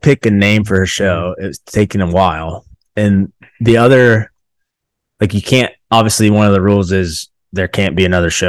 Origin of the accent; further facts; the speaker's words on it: Zanesville, Ohio, United States; we're nationally known as where the exotic animals broke loose from somebody's personal.